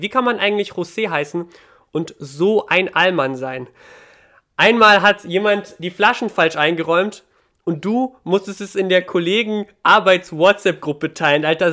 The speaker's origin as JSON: {"language": "German", "country": "Ukraine", "moved": "yes", "lives_now": "Germany", "said": "Ich komme, ich bin ja aus der Ukraine"}